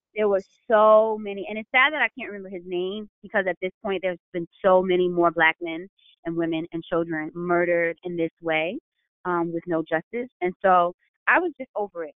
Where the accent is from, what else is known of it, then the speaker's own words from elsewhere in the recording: New York, United States; I'm from New York